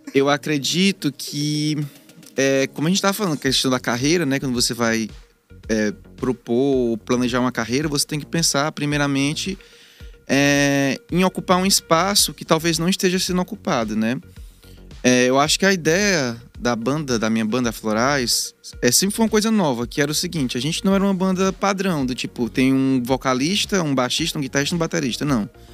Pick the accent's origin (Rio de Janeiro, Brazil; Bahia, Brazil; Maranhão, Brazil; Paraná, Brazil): Maranhão, Brazil; Imperatriz; moved away as an adult; now in Teresina, Brazil; Eu sou de Imperatriz do Maranhão